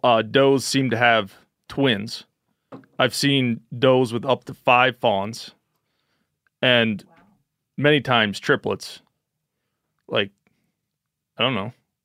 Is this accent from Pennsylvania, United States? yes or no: yes; Pennsylvania, United States; growing up in Pennsylvania, where they have like the highest hunter density per capita out of any other state